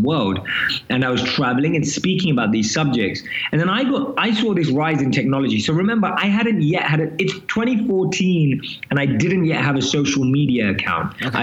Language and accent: English; London, United Kingdom; moved away as an adult; now in New York City, United States; I'm born and raised in London, as you can probably tell from my accent